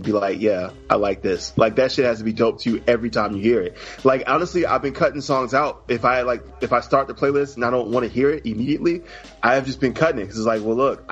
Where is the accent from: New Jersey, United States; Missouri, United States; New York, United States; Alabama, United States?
Alabama, United States; moved away; I'm from Alabama